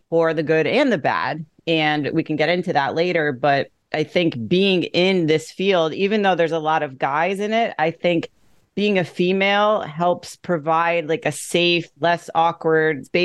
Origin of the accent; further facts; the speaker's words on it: Greenwich, Connecticut, United States; I started training at a commercial gym in my hometown of Greenwich, Connecticut